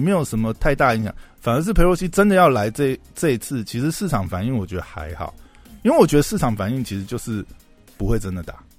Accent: Taiwan; 我们台湾人的立场

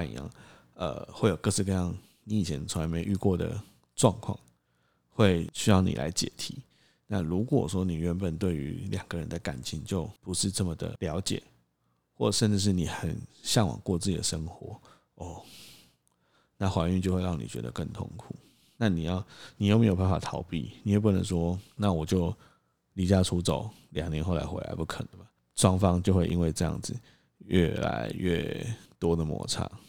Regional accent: Tainan, Taiwan; 目前我们会希望让小孩子在台南长大，因为其实有很多原因。第一个是还是比较喜欢自己的家乡，再来是在台南其实可以有比较多的后援

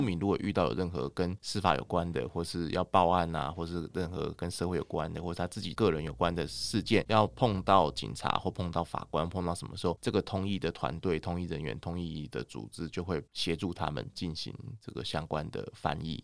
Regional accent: Taiwan; 我们台湾这边

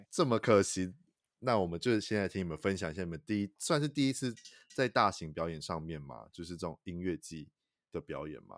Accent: Taichung, Taiwan; 身为台中人我也吓到

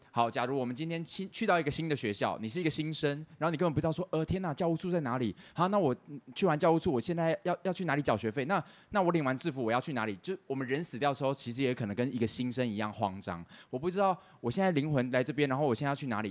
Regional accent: Taiwan; 我们台湾人

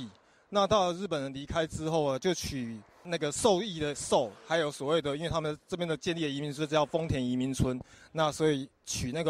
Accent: Taiwan; 我们台湾人

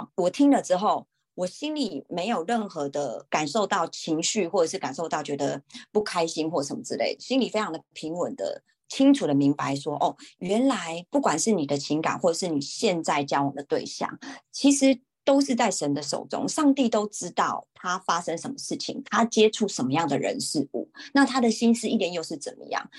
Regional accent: Taiwan; 然后我就跟他说：“哦，我是台湾人，但是我不会讲韩文，我我刚来这边。”

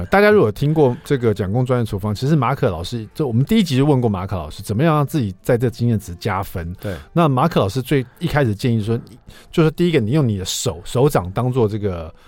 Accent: Taiwan; 用我们台湾人最爱用的这个

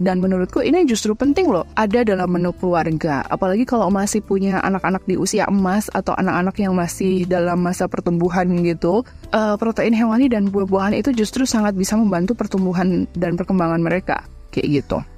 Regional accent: Purwokerto, Central Java, Indonesia; Bahkan kalau Bu Ibu berkunjung ke kota saya di Purwokerto, makan mendoan tiga biji aja itu pun kadang udah bisa bikin kenyang loh bu

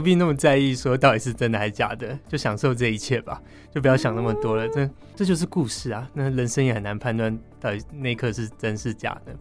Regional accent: Taipei, Taiwan; 我自己算在北投长大

